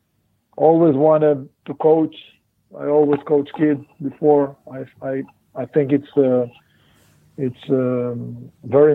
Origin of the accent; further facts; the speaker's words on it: Lehavot HaBashan, Northern District, Israel; also born or lived in Poriya; I'm from Kibbutz Le'avot HaBashan. It's right on the border with, in the north, right close to the border with Lebanon and Syria. Born and grew up there.